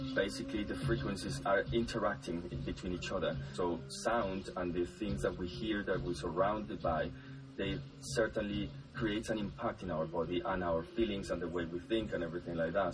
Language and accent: English; northern Colombia, Colombia; I am from Colombia, from the north of Colombia